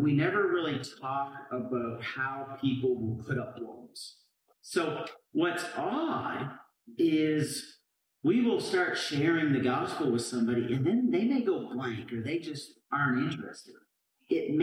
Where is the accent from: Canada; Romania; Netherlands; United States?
Canada; moved away; I grew up in Canada